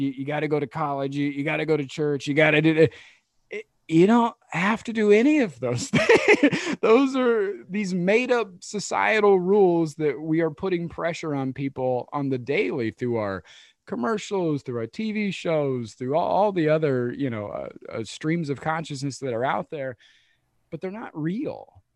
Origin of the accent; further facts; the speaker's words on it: Midwest, United States; a dude from the Midwest